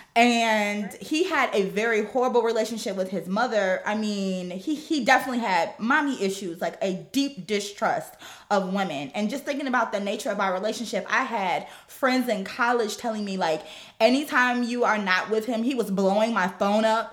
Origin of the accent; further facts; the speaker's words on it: Gary, Indiana, United States; moved away as an adult; also born or lived in Chicago; I was born and raised in Gary, Indiana.